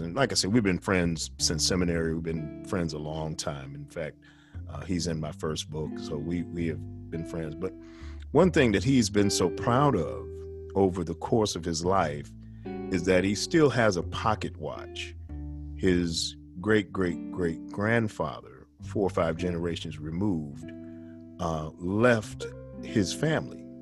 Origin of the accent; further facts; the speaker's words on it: New York, United States; as a young man, I was raised in New York